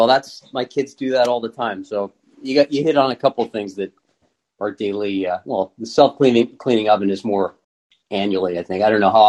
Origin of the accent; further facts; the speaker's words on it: Canada; I'm a Canadian